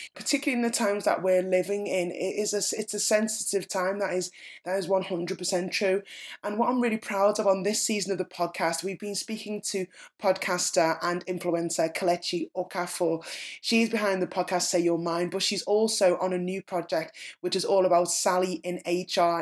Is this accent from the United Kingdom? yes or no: yes; Liverpool, North West England, United Kingdom; I'm a Scouser, I'm a Liverpudlian first